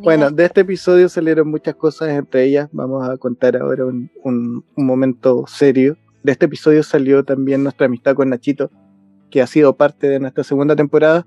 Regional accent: Chile; los chilenos tenemos eso

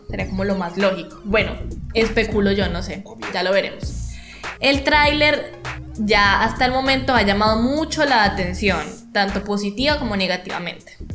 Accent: Colombia; los dirigentes de este maravilloso parche somos todos colombianos.

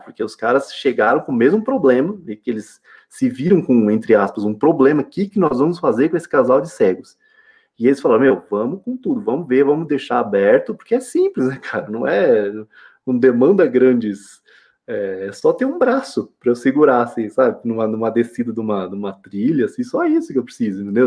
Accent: São Paulo, Brazil; moved away as an adult; now in Minas Gerais, Brazil; sou de São Paulo

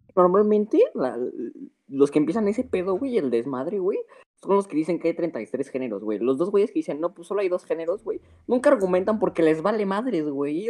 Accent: Mexico

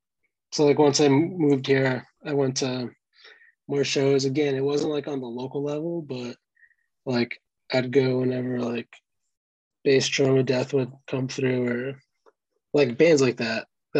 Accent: West Hartford, Connecticut, United States; moved away as an adult; now in Boston, United States; I'm from Central Connecticut, West Hartford

